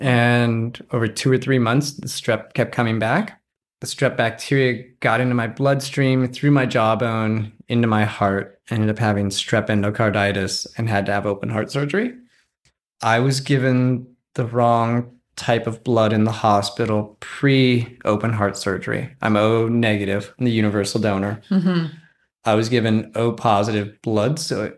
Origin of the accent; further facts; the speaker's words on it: Rocky Mountains, United States; born there; So I was born in the Rocky Mountains, not near the ocean.